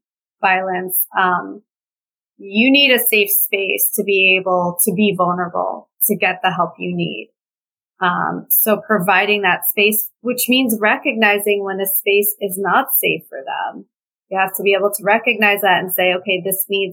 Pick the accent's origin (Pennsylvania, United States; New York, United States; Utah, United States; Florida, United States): New York, United States; New York City; I grew up in New York City, near Greenwich Village